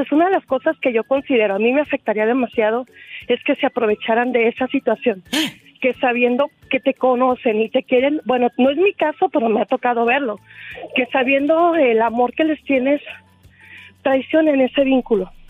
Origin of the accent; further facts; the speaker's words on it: Guadalajara, Jalisco, Mexico; de Guadalajara.